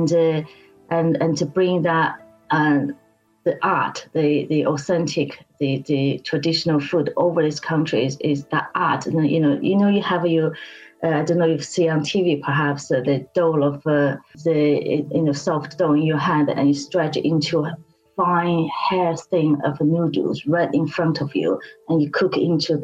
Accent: Beijing, China; moved away as an adult; now in United Kingdom; I was born and bred in Beijing

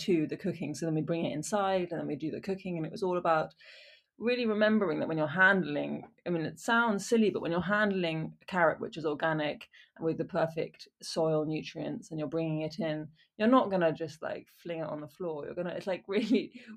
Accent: Wiltshire, South West England, United Kingdom; also born or lived in Oxford / Exeter / Ballymaloe, Ireland; I grew up in Wiltshire in England and I went to school in Oxford and Exeter.

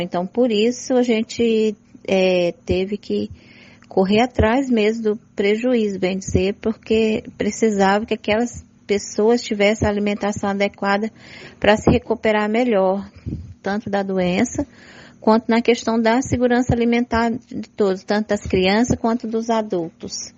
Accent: Brazil; não só como indígena, mas como brasileira

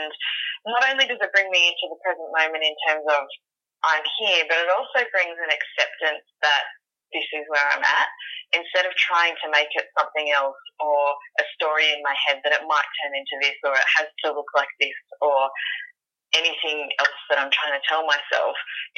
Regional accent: Sydney, New South Wales, Australia; I'm from Sydney, Australia.

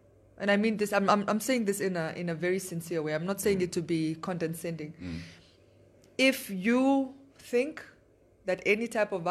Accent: northern Namibia, Namibia; I'm from the north.

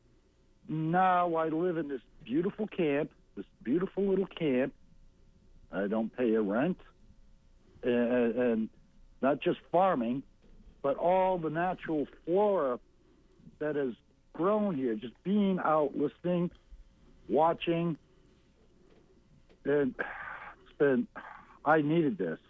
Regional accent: Trenton, Maine, United States; I'm from Trenton, Maine. That's my hometown.

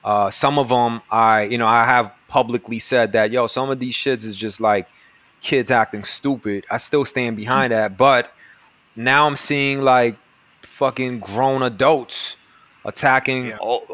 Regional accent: New York City, New York, United States; I grew up in Jackson Heights with a lot of Colombians

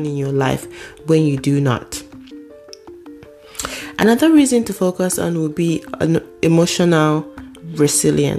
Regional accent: Nigeria; moved away as an adult; now in United States; I was coming from Nigeria for the very first time. I was new. But you couldn't tell, apart from my accent, you could not tell.

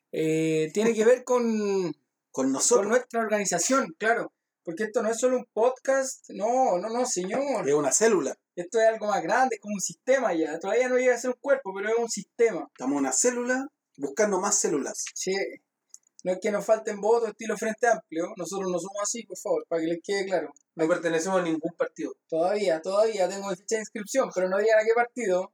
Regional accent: Lo Barnechea, Santiago Metropolitan Region, Chile; Nosotros somos de Barnechea, entonces Barnechea es una de las comunas más fascistas yo creo que hay en Chile

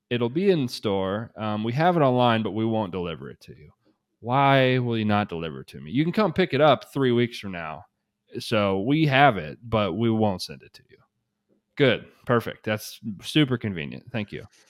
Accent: Shelbyville, United States; Shelbyville, my hometown

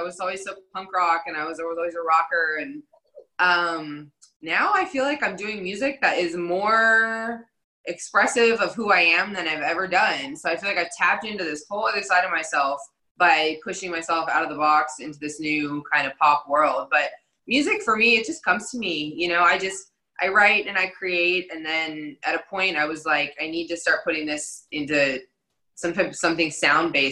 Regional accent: Dallas, Texas, United States; moved away as an adult; also born or lived in Los Angeles; I did grow up in Dallas, Texas.

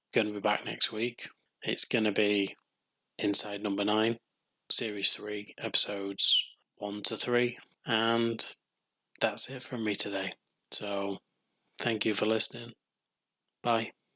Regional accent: England, United Kingdom; I'm English, so welcome to my country

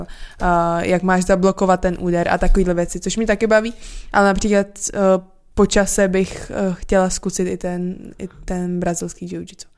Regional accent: Czechia; also born or lived in Portland area, United States; Já jsem prostě z Česka

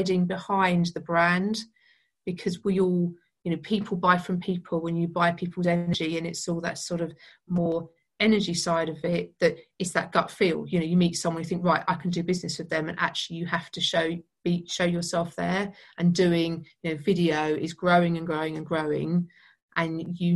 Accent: United Kingdom; being British

